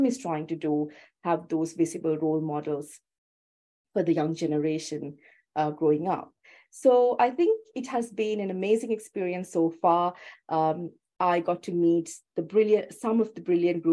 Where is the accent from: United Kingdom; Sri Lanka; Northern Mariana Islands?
Sri Lanka; now in Australia; I'm originally from Sri Lanka, so I haven't gone through this school system